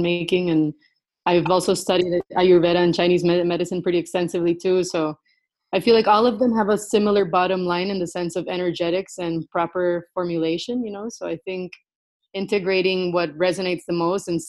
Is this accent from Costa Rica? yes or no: yes; Costa Rica; I am born and raised in Costa Rica